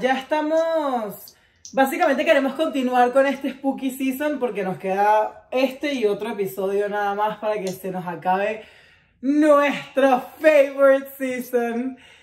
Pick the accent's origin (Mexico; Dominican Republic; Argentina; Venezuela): Venezuela; Caracas, Capital District; yo soy caraqueña